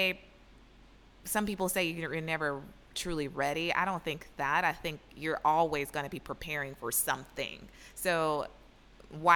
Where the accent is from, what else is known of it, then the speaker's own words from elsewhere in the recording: Atlanta, Georgia, United States; moved away; We come from Atlanta, and of course, being in the South, everyone has children or has the pressure of having children early.